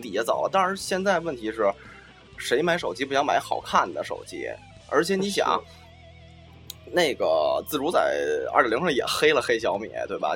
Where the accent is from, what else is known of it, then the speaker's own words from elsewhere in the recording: China; 作为一个中国人